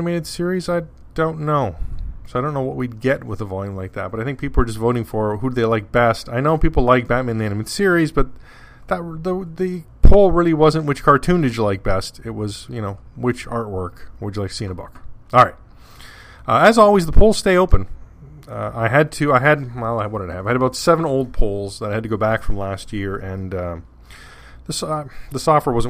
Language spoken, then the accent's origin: English; Canada; I'm Canadian